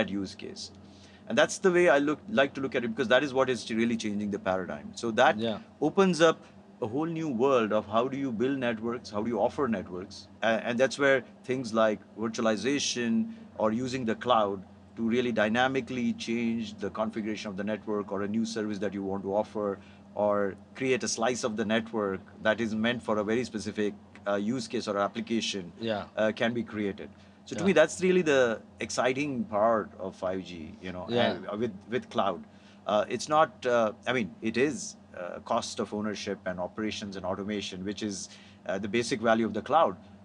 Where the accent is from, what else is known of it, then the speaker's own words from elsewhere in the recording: India; now in United States; I grew up in India